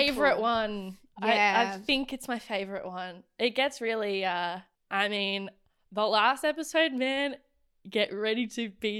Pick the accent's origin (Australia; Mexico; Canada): Australia; The worst thing you can possibly do as an Australian is to be loudly like, I am confidently myself, and I am.